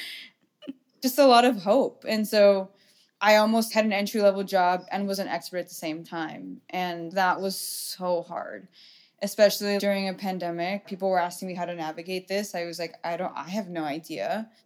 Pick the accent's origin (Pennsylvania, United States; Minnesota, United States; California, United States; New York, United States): California, United States; Orange County; I grew up in Orange County